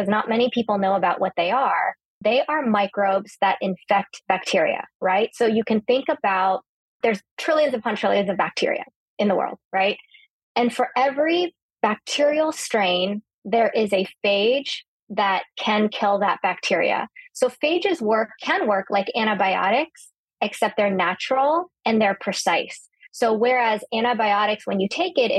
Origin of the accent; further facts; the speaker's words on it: California, United States; I grew up in California